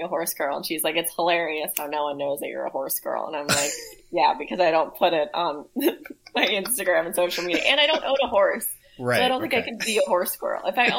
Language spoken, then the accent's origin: English; Woodinville, Washington, United States; So I went to high school. So I grew up in Woodinville, Washington. It's like a winery town, like 20, 30 minutes outside of Seattle.